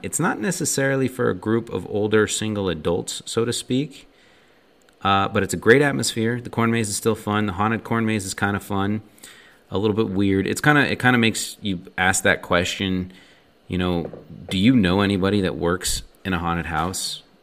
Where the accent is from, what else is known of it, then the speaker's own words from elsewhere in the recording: Draper, Utah, United States; We grew up in Draper, the Draper area